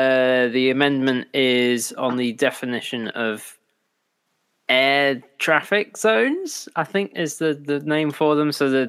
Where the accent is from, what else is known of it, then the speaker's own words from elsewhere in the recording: United Kingdom; We're British.